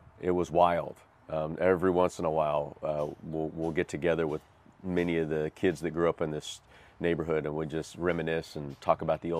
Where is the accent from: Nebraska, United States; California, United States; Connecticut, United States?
California, United States; Bakersfield; I'm originally from Bakersfield, California, which is a couple hours from here